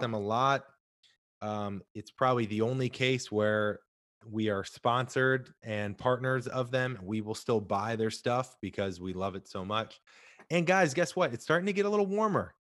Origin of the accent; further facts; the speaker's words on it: St. Louis, Missouri, United States; now in Southern California, United States; I'm from Saint Louis originally